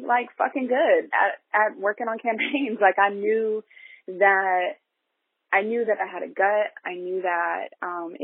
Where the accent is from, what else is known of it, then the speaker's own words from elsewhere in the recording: Columbus, Ohio, United States; We grew up in a really working poor community in Columbus